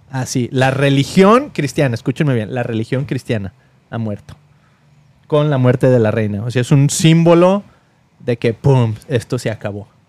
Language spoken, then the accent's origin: Spanish; Mexico; now in United States; Somos latinos, venimos de México